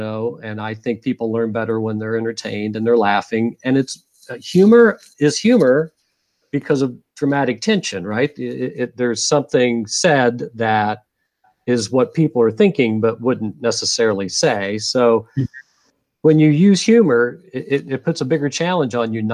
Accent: United States; I'm an American

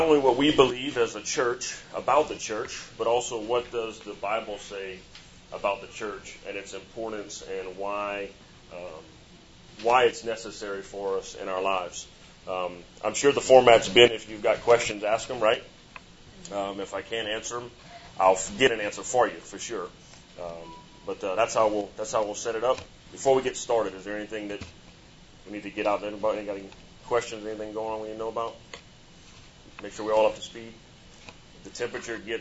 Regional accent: Chauvin, Louisiana, United States; moved away; I'm from Chauvin, Louisiana

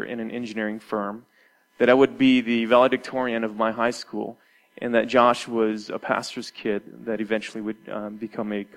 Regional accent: Detroit, Michigan, United States; my city that I grew up in Detroit was 90% black

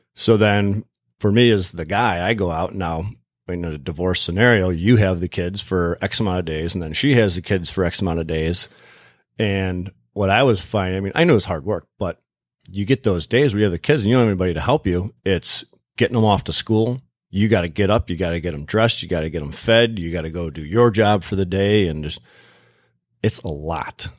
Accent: Plymouth, Michigan, United States; also born or lived in Canton, Michigan / Kalamazoo, Michigan; I grew up in Plymouth, and we were living in Canton at the time

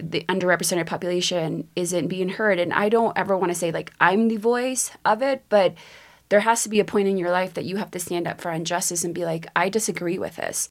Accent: Texas, United States; also born or lived in Mexico; growing up in Texas

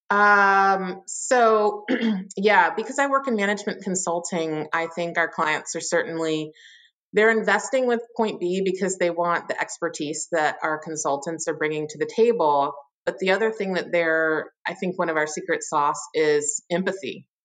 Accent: Richmond, Virginia, United States; moved away as an adult; also born or lived in Pittsburgh, Pennsylvania; now in Chicago, United States; I am from Richmond, Virginia, or really a suburb of Richmond, Virginia, and lived there, mm, you know, my whole life until I was 18

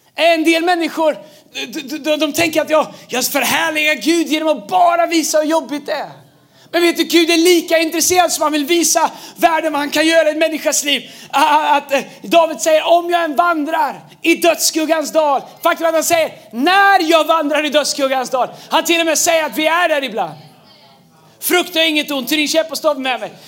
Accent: Tidaholm, Västra Götaland, Sweden; när jag växte upp i, i Tidaholm

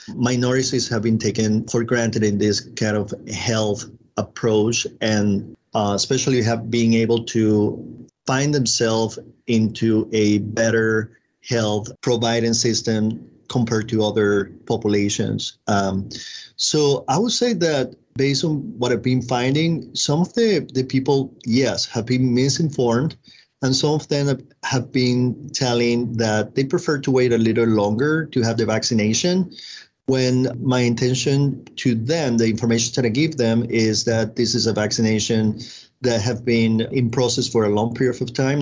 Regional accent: Venezuela; moved away as an adult; I'm originally from Venezuela

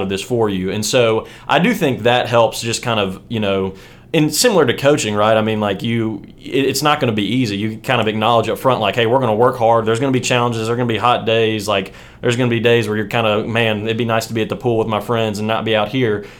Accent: West Virginia, United States; moved away as an adult; now in Birmingham, United States; I grew up in West Virginia, played football there, kind of you know all the way through in the same sort of you know community.

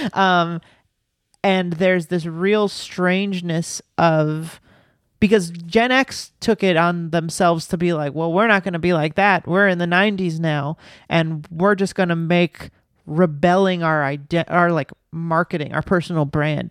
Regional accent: the South, United States; I grew up in the South

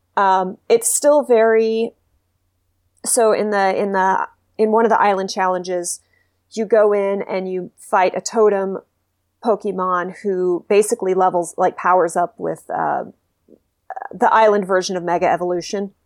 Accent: Texas, United States; moved away; I'm from Texas originally

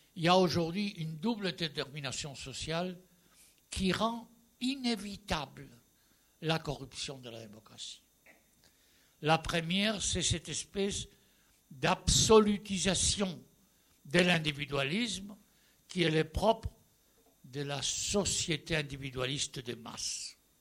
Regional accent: Spain; French is a second language; Je suis espagnol, bien entendu, j'ai fait toute la transition démocratique

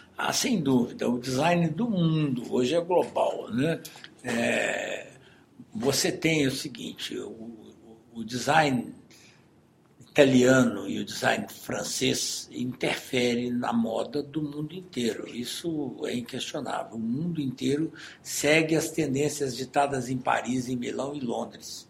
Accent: Minas Gerais, Brazil; Nós somos mineiros

